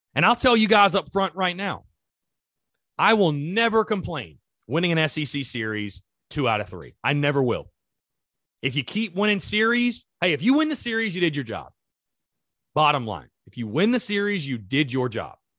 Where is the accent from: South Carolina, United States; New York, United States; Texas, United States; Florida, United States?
South Carolina, United States; North Augusta; I'm from, like, the Gulf of Mexico, basically, North Augusta, South Carolina